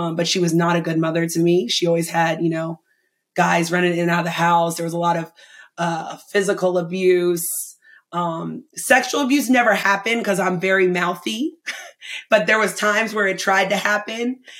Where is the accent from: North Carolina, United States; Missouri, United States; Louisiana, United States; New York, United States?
North Carolina, United States; Asheville; moved away; I lived in Asheville, North Carolina